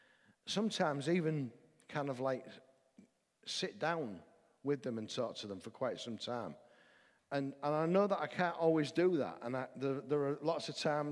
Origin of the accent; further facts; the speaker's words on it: the north of England, United Kingdom; I'm a Northerner